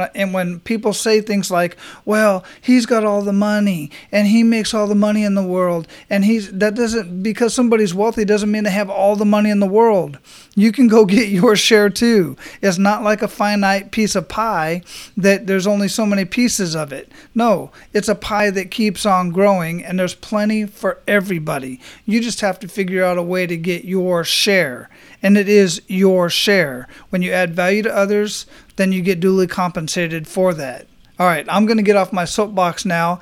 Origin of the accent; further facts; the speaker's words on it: Phoenix, Arizona, United States; moved away as an adult; now in Florida, United States; I grew up in Phoenix, Arizona